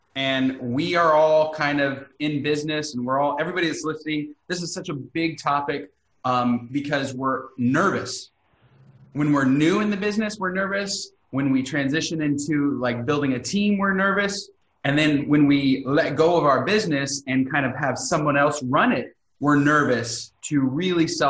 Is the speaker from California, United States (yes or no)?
yes; California, United States; I'm from California.